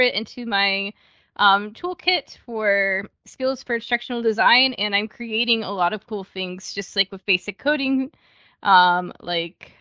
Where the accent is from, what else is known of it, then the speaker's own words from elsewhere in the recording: United States; moved away as an adult; also born or lived in Ohio; now in Germany; I'm originally from the United States